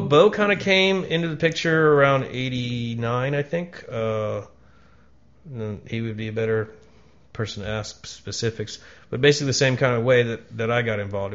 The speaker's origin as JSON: {"language": "English", "town": "Falls Church", "region": "Virginia", "country": "United States", "tie": "born or raised there", "also_born_or_lived": "Atlanta, Georgia", "said": "Home was Falls Church, Virginia"}